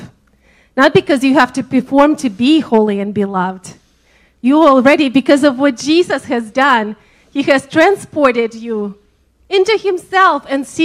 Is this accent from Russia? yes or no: yes; Siberia, Russia; now in Georgia, United States; I'm from Siberia